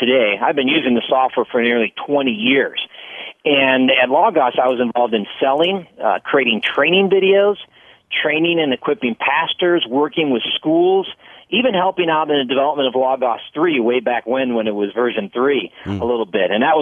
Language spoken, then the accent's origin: English; Palatine, Illinois, United States; I grew up in the Chicago suburbs out in Palatine